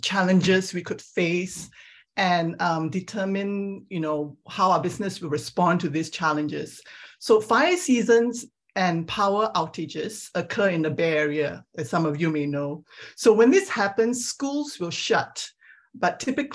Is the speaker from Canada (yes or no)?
no; Singapore; moved away as an adult; also born or lived in Perth, Australia / Geneva, Switzerland / London, United Kingdom / Milwaukee, United States; now in California, United States; I grew up in Singapore